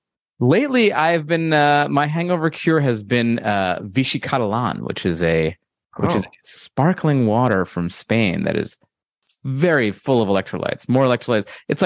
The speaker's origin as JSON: {"language": "English", "country": "Canada", "said": "Okay, so as a Canadian, I remember I went into Toronto."}